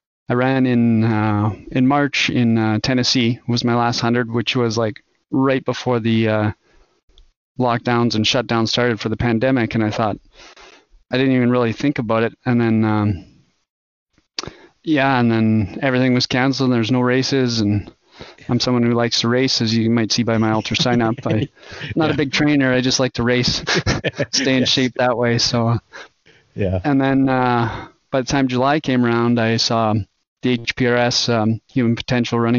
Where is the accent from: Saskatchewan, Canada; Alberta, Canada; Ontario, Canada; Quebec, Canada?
Alberta, Canada; moved away as an adult; also born or lived in Edmonton, Alberta; now in Sugar Land, Texas, United States; Alberta, Canada originally